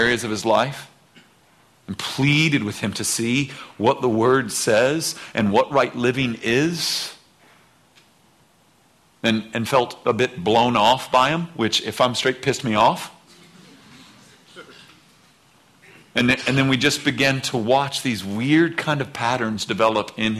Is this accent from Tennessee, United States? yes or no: no; outside of Seattle, Washington, United States; moved away; I was born outside of Seattle, so knew that part of the country